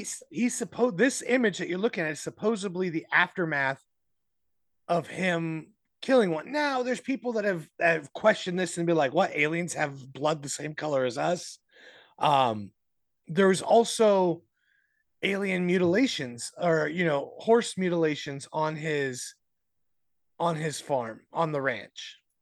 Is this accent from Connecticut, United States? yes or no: no; Arizona, United States; my home state